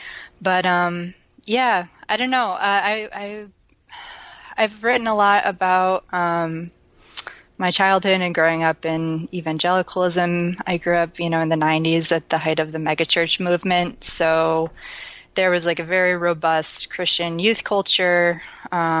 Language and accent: English; Midwest, United States; also born or lived in Wisconsin; my childhood was, I don't know how representative of the Midwest it was